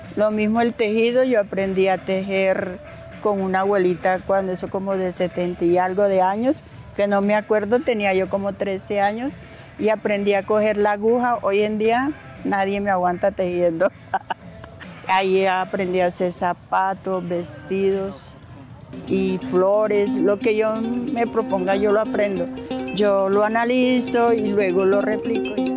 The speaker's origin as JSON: {"language": "Spanish", "town": "El Banco", "region": "Magdalena", "country": "Colombia", "also_born_or_lived": "Maicao, La Guajira", "moved": "as an adult", "lives_now": "Bogotá, Colombia", "said": "Soy del Banco Magdalena"}